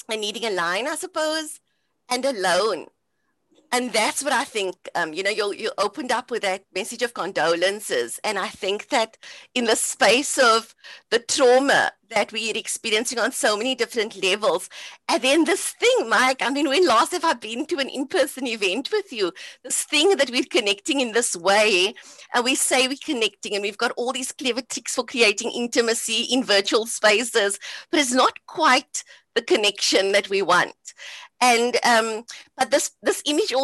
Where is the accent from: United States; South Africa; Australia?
South Africa; Cape Town, Western Cape; So growing up in Cape Town on the Cape Flats